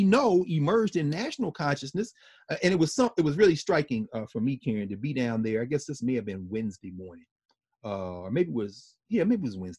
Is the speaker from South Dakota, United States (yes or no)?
no; Nashville, Tennessee, United States; Nashville, Tennessee, of course, my hometown